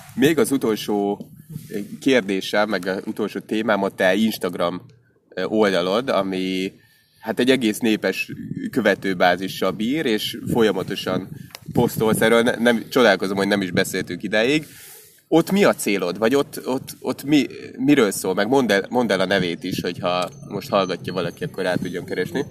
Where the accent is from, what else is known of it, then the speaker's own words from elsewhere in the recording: Hungary; magyarok vagyunk